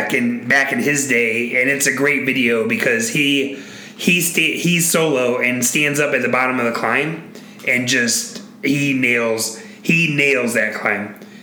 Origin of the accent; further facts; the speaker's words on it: United States; as an American